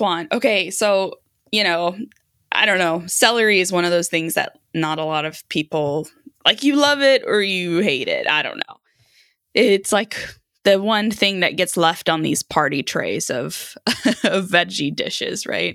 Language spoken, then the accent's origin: English; Sweden; moved away; I grew up in Sweden